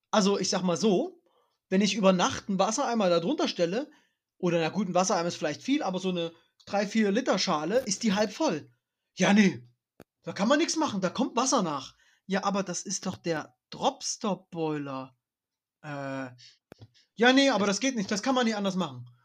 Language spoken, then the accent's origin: German; East Germany, Germany; das bin ich als Ossi, also aus von Hören sagen, ich bin ja wirklich ein sehr junger Ossi